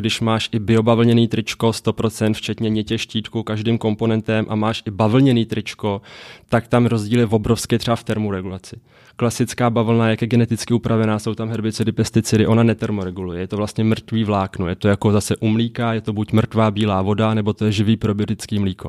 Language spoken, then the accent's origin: Czech; Mariánské Lázně, Karlovy Vary Region, Czechia; moved away; also born or lived in Prague / United States; já jsem žil z Mariánských lázních původně, rodina je hodně i skladský, což je vyloženě jenom jakoby osada lovecká v lese u Mariánek